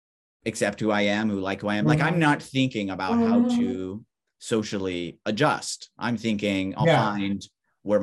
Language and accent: English; Southern California, United States; Californian, Southern Californian